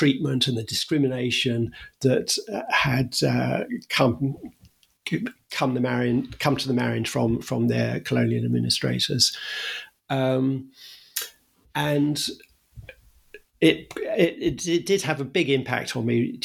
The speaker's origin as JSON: {"language": "English", "country": "United Kingdom", "tie": "born or raised there", "said": "I was brought up in Britain"}